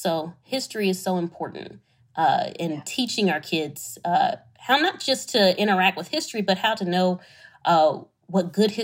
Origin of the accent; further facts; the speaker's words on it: Detroit, Michigan, United States; my hometown, Detroit, Michigan